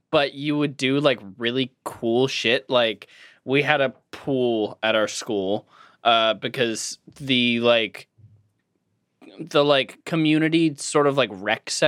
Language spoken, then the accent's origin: English; Cape Elizabeth, Maine, United States; grew up on a cape. Cool. Because my hometown was called Cape Elizabeth.